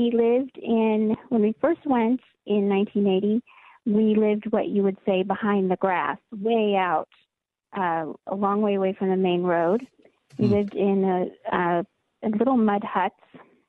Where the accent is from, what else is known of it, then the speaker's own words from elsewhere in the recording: Mali; I grew up in Mali, West Africa, which is most of Mali is Sahara Desert.